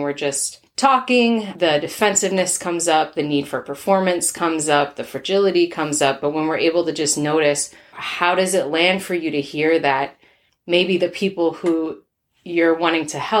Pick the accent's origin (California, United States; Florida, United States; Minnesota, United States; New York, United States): Minnesota, United States; I am from Minnesota.